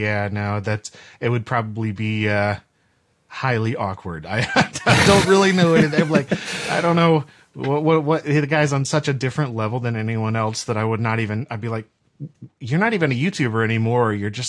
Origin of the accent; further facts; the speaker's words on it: North Carolina, United States; also born or lived in St. Lucia; I'm from North Carolina originally, and then I've kind of moved around a bit to some, you know, different places within the state. Like I said, in the Caribbean for a while, actually in St. Lucia, and then came back here